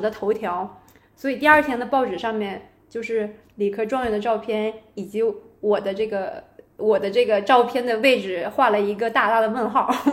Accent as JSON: {"language": "Chinese", "region": "Northeast China", "country": "China", "also_born_or_lived": "Beijing / United States", "moved": "as an adult", "said": "我是来自东北的一个省会城市，然后当时考入北京大学就读的是经管类的专业，后来也有出国读了研究生，去美国读了经管类的研究生"}